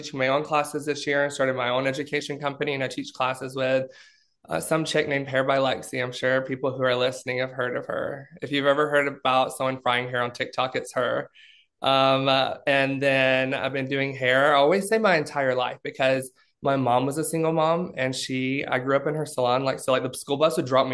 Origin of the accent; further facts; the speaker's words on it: Alabama, United States; moved away; I grew up in Alabama